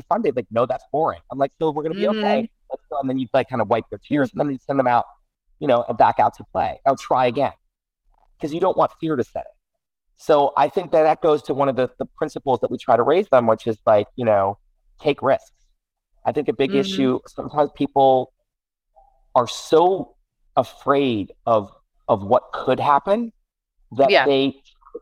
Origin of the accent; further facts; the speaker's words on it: New York City, New York, United States; I grew up in New York City and I was 8, 9, 10 years